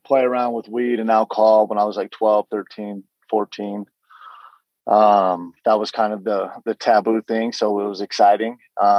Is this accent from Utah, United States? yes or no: yes; West Valley City, Utah, United States; I grew up in West Valley City. I grew up playing sports there.